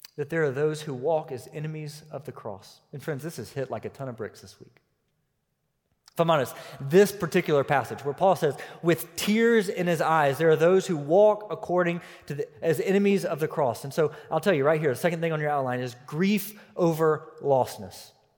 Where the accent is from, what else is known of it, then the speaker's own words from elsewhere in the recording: United States; my citizenship was still as an American